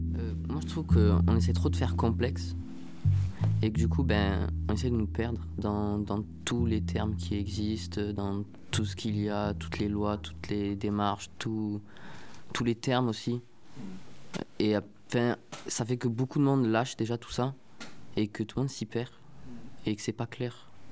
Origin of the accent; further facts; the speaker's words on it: Marseille, Provence-Alpes-Côte d'Azur, France; en tant que Marseillais, et en étant bien dans cette ville, en me sentant Marseillais